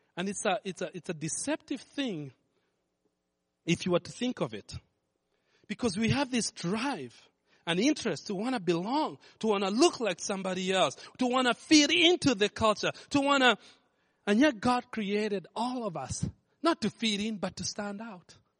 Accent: Kenya; moved away; I grew up in Kenya

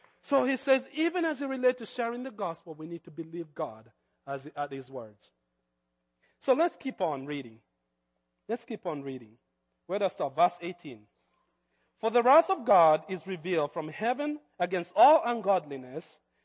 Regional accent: Kenya; accent: Kenyan; That's my Kenyan accent

